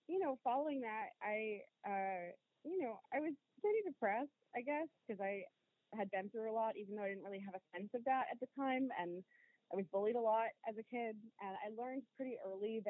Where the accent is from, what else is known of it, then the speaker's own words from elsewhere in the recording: Rhode Island, United States; moved away as an adult; also born or lived in Brockton, Massachusetts; now in Maine, United States; I was born and raised in Rhode Island technically